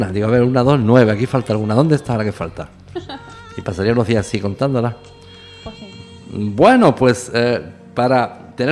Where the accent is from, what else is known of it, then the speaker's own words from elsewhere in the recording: southern Spain, Spain; No olviden nunca que somos latinos de cultura latina y todo esto, pues no tiene, eh, como dicen en mi tierra, tiene su mijilla de guasa, que dicen en el sur de España.